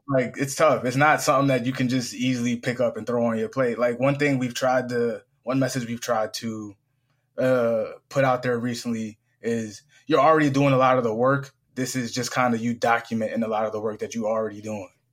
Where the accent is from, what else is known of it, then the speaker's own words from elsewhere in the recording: Springfield, Massachusetts, United States; born and raised in Springfield, Massachusetts